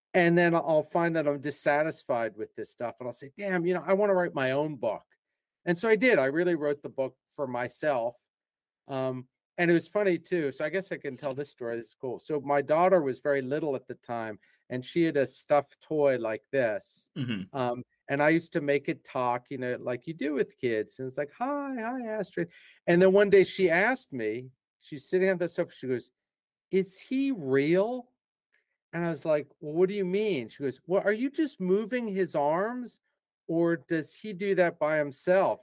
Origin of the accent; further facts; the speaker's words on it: Philadelphia, Pennsylvania, United States; moved away as an adult; also born or lived in England / Portugal / Brazil / Japan; I'm actually from the Philadelphia area, and I like to tell people I'm just a regular Philadelphia guy.